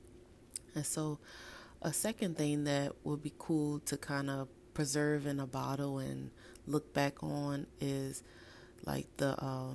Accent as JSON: {"language": "English", "town": "New Orleans", "region": "Louisiana", "country": "United States", "tie": "born or raised there", "said": "my hometown of New Orleans"}